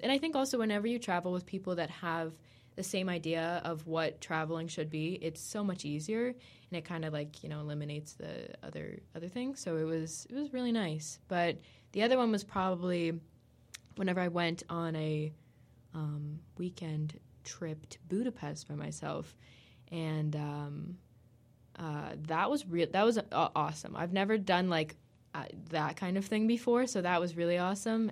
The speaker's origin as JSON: {"language": "English", "country": "United States", "said": "we're both American"}